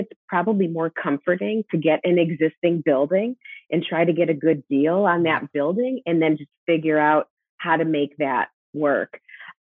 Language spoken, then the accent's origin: English; Chicago, Illinois, United States; now in Las Vegas, United States; I'm from Chicago